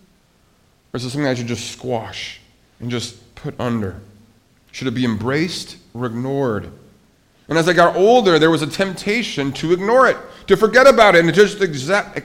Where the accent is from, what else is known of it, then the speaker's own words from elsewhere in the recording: Billings, Montana, United States; moved away; my hometown was a very safe place to live. It was a great place to raise a family, Billings, Montana.